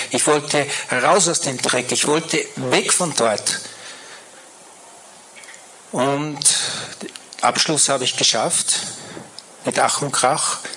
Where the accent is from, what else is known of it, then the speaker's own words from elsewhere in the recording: Salzburg, Austria; born there; ich bin in Salzburg geboren, ich gehe einfach nach Salzburg.